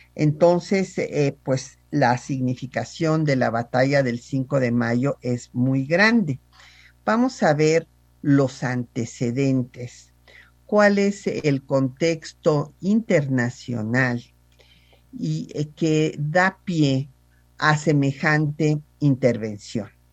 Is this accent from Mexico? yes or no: yes; Mexico; nuestro país